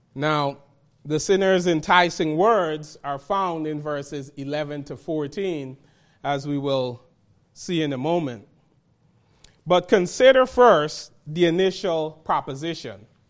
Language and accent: English; New York City, New York, United States; growing up in Brooklyn, New York, where gangs existed